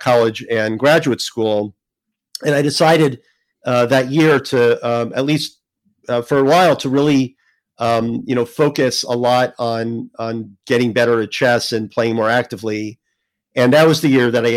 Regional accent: New Jersey, United States; I grew up in New Jersey

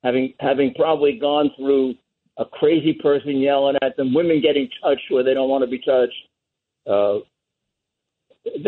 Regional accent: New York City, New York, United States; when I was a kid, I grew up in Bedford-Stuyvesant, went to high school there

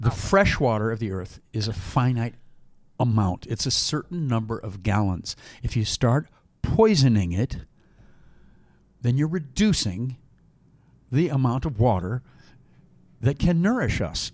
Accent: Midwest, United States; I'm from the, the Midwest, so I'm, I'm, with my accent

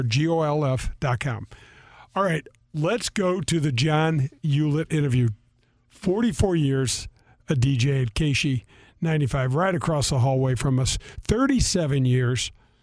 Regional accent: North County, Missouri, United States; I grew up in North County. I have three older sisters

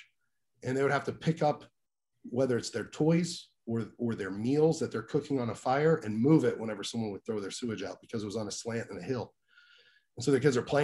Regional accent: Greenville, Mississippi, United States; I was born in Greenville, Mississippi

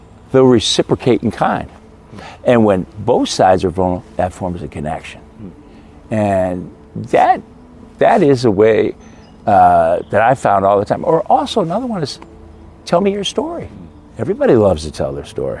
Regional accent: Midwest, United States; I grew up in the Midwest, great Midwestern values

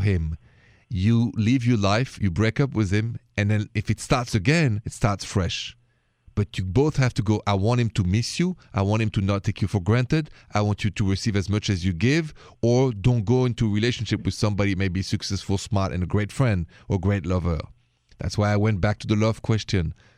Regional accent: Paris, Île-de-France, France; accent: thick accent; moved away; Paris, where I'm from, with my thick accent, the city of love, the city of light

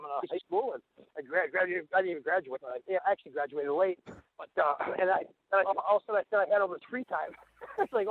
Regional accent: Kenosha, Wisconsin, United States; now in Wisconsin Dells, United States; I'm from Kenosha originally

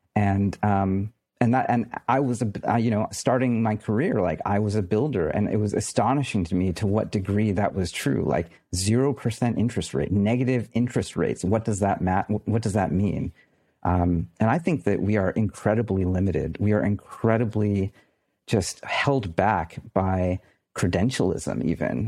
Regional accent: United States; I'm an American.

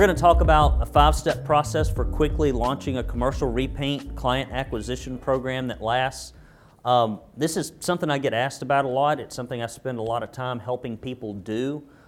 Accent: Arab, Alabama, United States; I grew up in Arab, Alabama

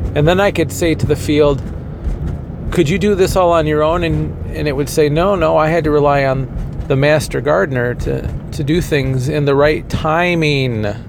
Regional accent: Kalamazoo, Michigan, United States; moved away; also born or lived in Indiana; I had to commute to my hometown of Kalamazoo every day from Indiana

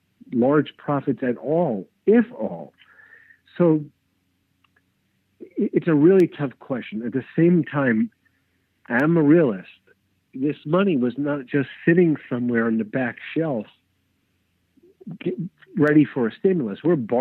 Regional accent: Brooklyn, New York, United States; As a kid, I'm born and raised in Brooklyn. And as a kid, I wasn't even allowed in those areas.

